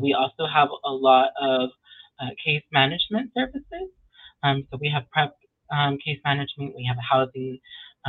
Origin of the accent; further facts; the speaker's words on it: Washington, United States; moved away as an adult; now in Los Angeles, United States; I come from Washington State.